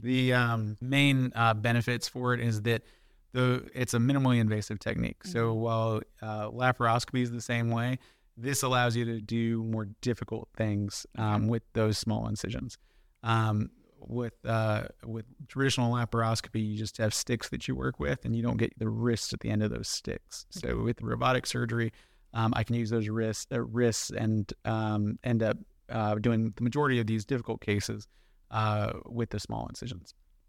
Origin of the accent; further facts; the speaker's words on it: Jacksonville, Florida, United States; Yeah, so born and raised in Jacksonville, Florida. I went to undergrad at University of Central Florida in Orlando.